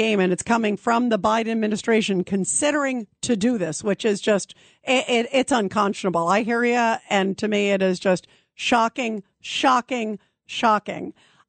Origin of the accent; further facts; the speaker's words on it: Brooklyn, New York, United States; born there; And Norm, I was born in Brooklyn. It didn't sound like a Brooklyn accent to me.